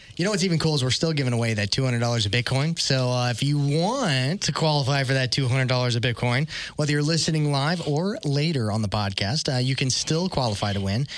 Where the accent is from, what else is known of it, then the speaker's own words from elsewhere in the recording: Tulsa, Oklahoma, United States; we live here in Tulsa, we're from Tulsa